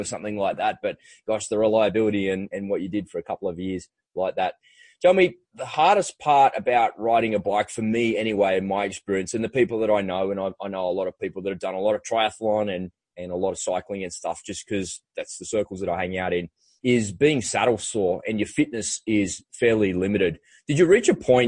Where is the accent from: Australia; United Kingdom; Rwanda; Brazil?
Australia; an Aussie kid growing up by the beach in the water